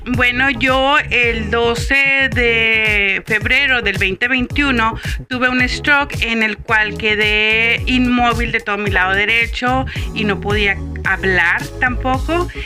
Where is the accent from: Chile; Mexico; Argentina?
Mexico; Tijuana, Baja California; soy de Tijuana, Baja California